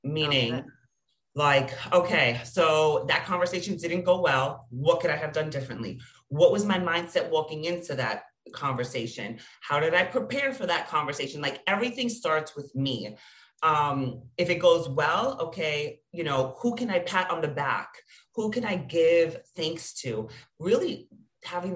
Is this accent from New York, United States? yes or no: yes; New York, United States; I'm from New York. I'm Latina.